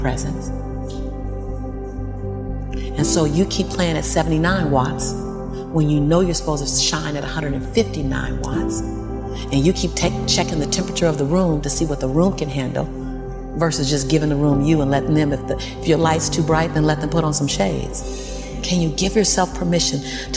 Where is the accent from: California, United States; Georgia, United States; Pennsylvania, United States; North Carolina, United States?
California, United States; Los Angeles; born and raised in South Central